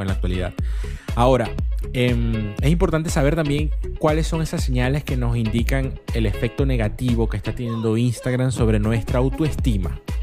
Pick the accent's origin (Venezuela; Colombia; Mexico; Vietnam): Venezuela; nosotros como, como, venezolanos